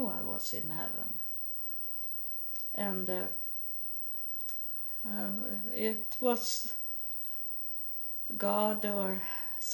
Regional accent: Sweden; English is a second language

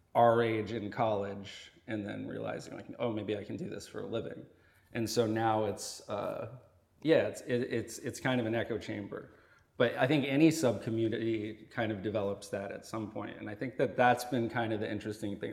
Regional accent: Vermont, United States; moved away as an adult; also born or lived in Boston; I grew up in Vermont

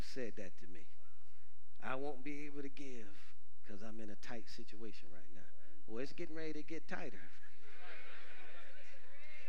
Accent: Detroit, Michigan, United States; growing up in Detroit, Michigan

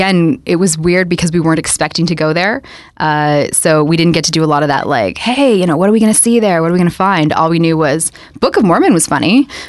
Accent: Toronto, Ontario, Canada; I grew up in High Park, so I'm used to being spoiled by trees and green space.

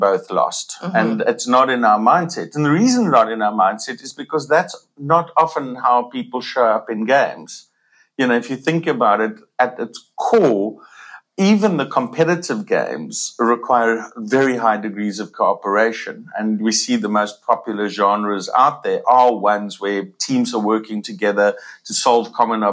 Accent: Cape Town, Western Cape, South Africa; I'm from Cape Town

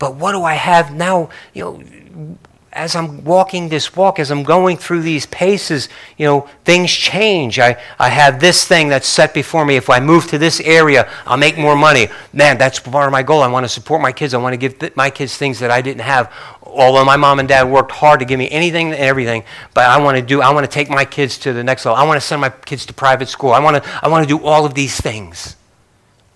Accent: Northeast, United States; growing up in the Northeast

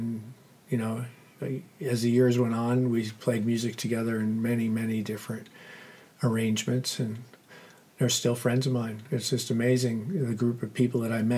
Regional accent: Connecticut, United States; moved away as an adult; now in Nevada County, California, United States; I was from Connecticut, and I was a year out of high school

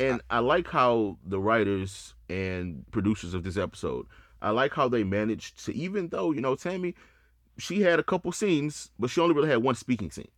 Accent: Houston, Texas, United States; I'm from Houston.

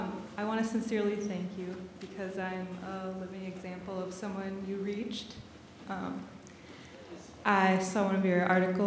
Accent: South Dakota, United States; moved away as an adult; I'm from South Dakota, and I moved out here and got a job with the Forest Service

